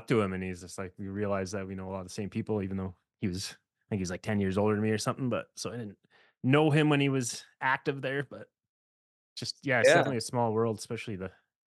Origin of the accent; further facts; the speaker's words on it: rural Saskatchewan, Canada; I grew up in rural Saskatchewan